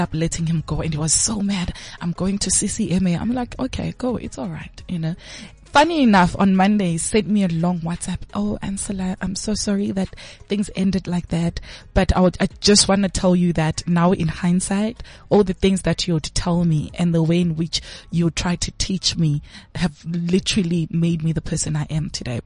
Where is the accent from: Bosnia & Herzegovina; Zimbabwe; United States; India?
Zimbabwe; Bulawayo; I was born in Zim. Mm-hmm. So I was in Zim in Kwabulawayo, Kontutu Ziyathunqa. And I was in primary school at that time